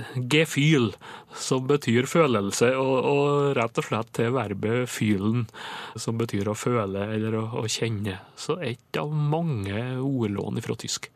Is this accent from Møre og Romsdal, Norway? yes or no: yes; Nordmøre, Møre og Romsdal, Norway; på Nordmøre, der jeg kommer ifra